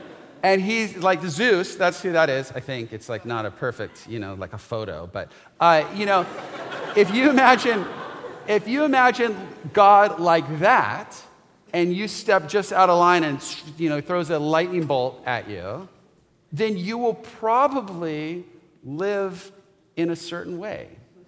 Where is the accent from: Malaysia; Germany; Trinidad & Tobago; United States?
United States; West Coast; I grew up on the West Coast and I have three cousins. And I know all of them.